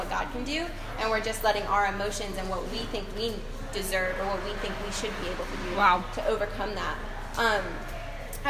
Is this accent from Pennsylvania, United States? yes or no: no; Raleigh, North Carolina, United States; moved away as an adult; also born or lived in Columbia; When I got to college, I moved from Raleigh, where I had a great support system and awesome church. It was where I had gotten baptized